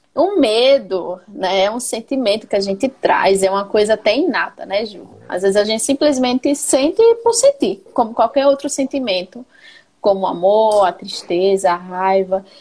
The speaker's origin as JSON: {"language": "Portuguese", "region": "Paraíba", "country": "Brazil", "moved": "yes", "lives_now": "Pará, Brazil", "said": "Sou paraibana, moro no Pará"}